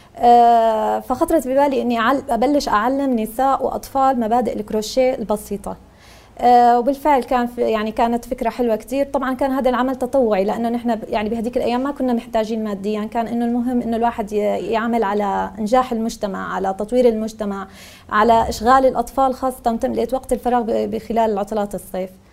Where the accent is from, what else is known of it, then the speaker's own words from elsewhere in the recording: Syria; moved away as an adult; now in Lebanon; من سوريا أنا لاجئة جيت على لبنان صار لنا سنة ونص